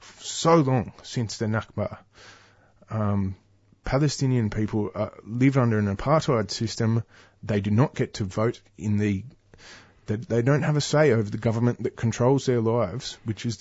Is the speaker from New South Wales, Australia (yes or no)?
yes; Newcastle, New South Wales, Australia; now in Melbourne, Australia; I grew up in Newcastle